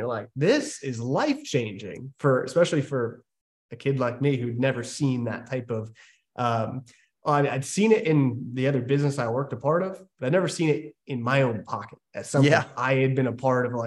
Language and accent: English; Maryland, United States; I grew up in Maryland